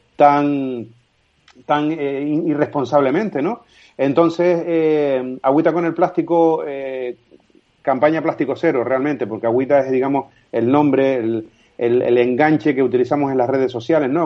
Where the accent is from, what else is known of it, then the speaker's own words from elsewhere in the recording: Canary Islands, Spain; Yo soy un ciudadano, un canario más